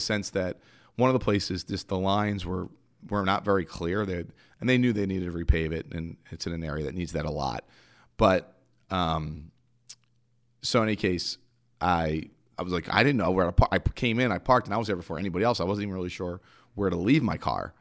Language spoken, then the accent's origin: English; Philadelphia, Pennsylvania, United States; I'm from Philly. I'm the Northeast.